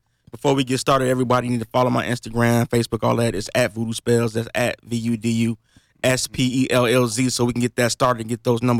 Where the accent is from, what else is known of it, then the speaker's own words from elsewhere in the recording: Kankakee, Illinois, United States; Kankakee is where I was born and raised.